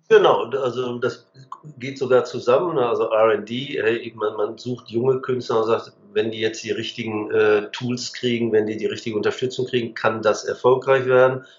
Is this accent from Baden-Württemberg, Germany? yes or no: no; Hagen, North Rhine-Westphalia, Germany; ich bin in der Stadt Hagen groß geworden, am Rande des Sauerlands.